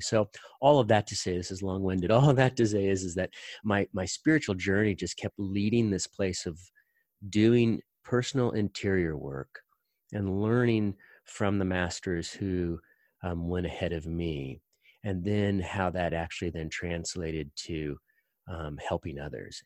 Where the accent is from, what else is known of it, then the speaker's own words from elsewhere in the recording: Indiana, United States; I grew up in the Midwest. I grew up in Indiana.